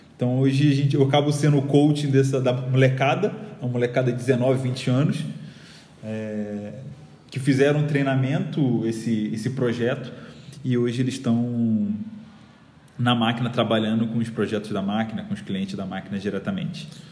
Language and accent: Portuguese; Rio de Janeiro, Brazil; moved away as an adult; now in São Paulo, Brazil; já deve ter percebido meu sotaque, eu sou do Rio